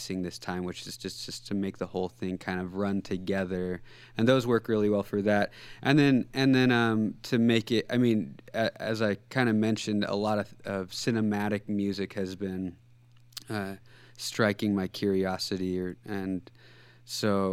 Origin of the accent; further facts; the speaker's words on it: Central Coast California, United States; moved away as an adult; now in Seattle, United States; I grew up in Central Coast California